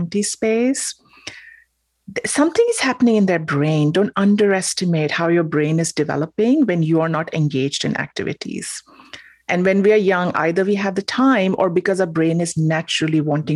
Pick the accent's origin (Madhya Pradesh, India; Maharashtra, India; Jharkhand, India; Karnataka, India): Maharashtra, India; Mumbai; moved away; I'm from Mumbai, as you said, India.